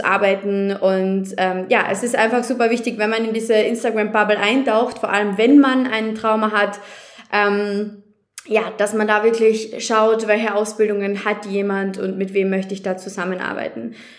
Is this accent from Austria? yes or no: yes; Austria; bei uns in Österreich